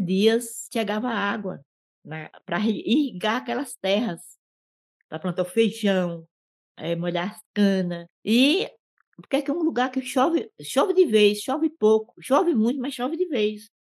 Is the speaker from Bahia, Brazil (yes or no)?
yes; Cafundó, Bahia, Brazil; mesmo em Cafundó, onde eu nasci, que é a comunidade quilombo